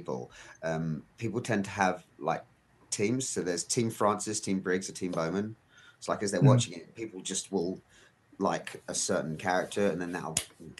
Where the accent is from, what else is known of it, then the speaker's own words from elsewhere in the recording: United Kingdom; I'm British.